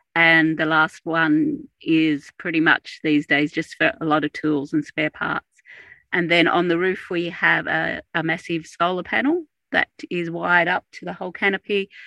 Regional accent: Australia; I'm Australian

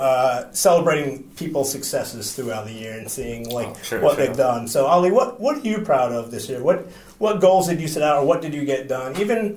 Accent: United States; I was born in America

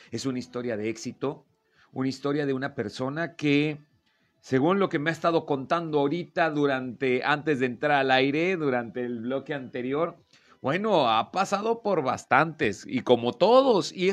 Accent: Torreón, Coahuila, Mexico; De aquí soy, de Torreón, Coahuila.

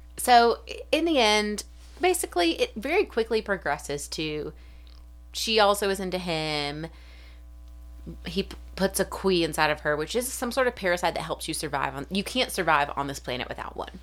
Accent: South Alabama, United States; from South Alabama, like, thirty minutes from Florida

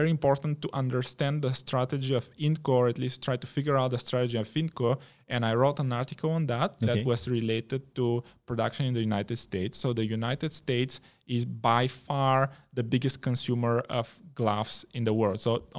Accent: Malaysia; as a Malaysian investor that is looking just at the Malaysian environment, this is what you read about in the news.

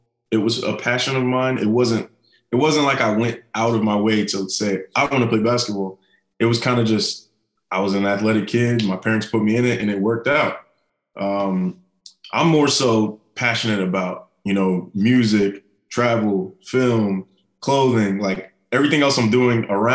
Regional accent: Ohio, United States; also born or lived in New York; I grew up in Ohio, you know, I was born in New York

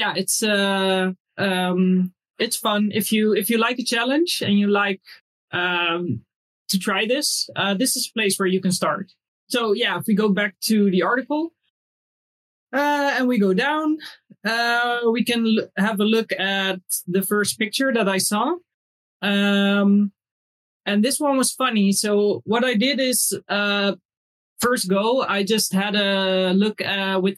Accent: Netherlands; also born or lived in Indonesia (family ancestry); I'm from Holland

